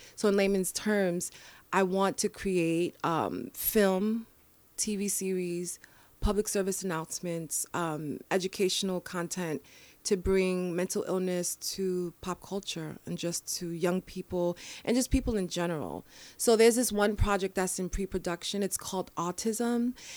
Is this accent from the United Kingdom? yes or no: no; New York City, New York, United States; I was born and raised in the Bronx